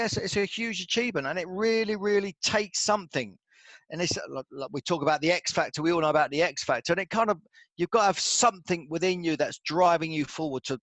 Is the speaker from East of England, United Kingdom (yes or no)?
yes; Luton, East of England, United Kingdom; I'm a kid from Luton